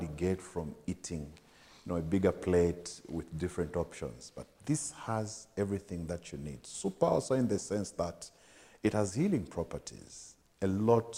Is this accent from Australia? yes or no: no; Livingstone, Southern Province, Zambia; I grew up in Livingstone. I mean, I was born and bred in Livingstone